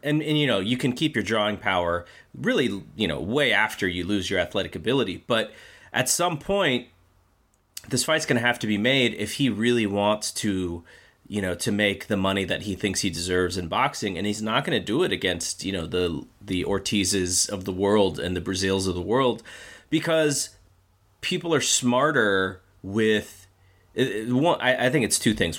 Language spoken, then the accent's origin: English; United States; as an American boxing viewer